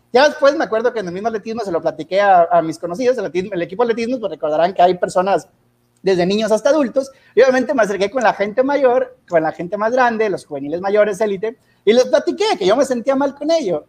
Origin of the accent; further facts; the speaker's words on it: Sabinas, Coahuila, Mexico; cuando regresé a Sabinas, Coahuila, de donde soy originario